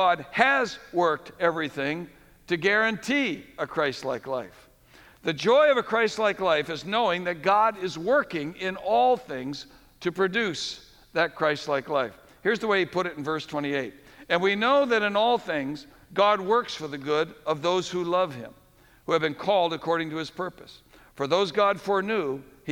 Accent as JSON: {"language": "English", "region": "New England", "country": "United States", "tie": "born or raised there", "said": "we grew up in New England"}